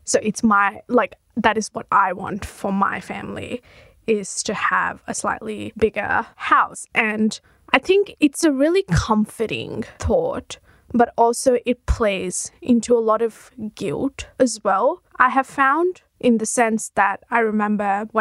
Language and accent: English; Mumbai, Maharashtra, India; now in Australia; I am from Mumbai, India